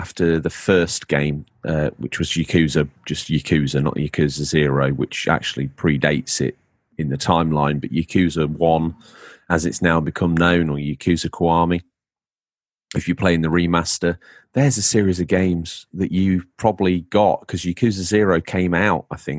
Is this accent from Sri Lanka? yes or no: no; England, United Kingdom; now in New York, United States; You can hear it in my accent when I talk. I'm an Englishman in New York.